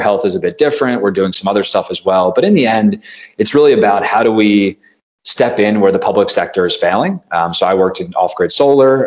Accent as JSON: {"language": "English", "region": "East Coast of the United States", "country": "United States", "tie": "born or raised there", "also_born_or_lived": "Silicon Valley", "moved": "yes", "said": "I grew up on the East Coast of the United States"}